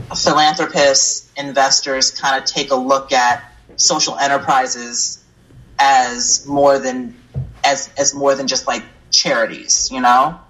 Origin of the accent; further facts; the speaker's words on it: upstate New York, United States; moved away as an adult; now in Chicago, United States; I'm from New York. I'm from upstate New York, born and raised.